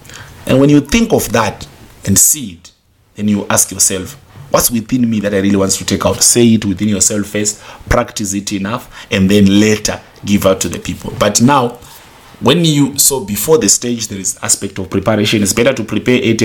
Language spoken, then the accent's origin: English; Zimbabwe; I come from Zimbabwe